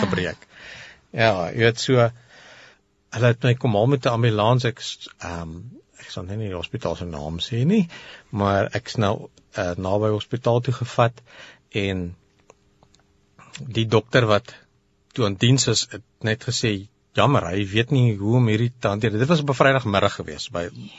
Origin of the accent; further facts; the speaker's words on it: Pretoria, Gauteng, South Africa; hier in Pretoria gebore en getoe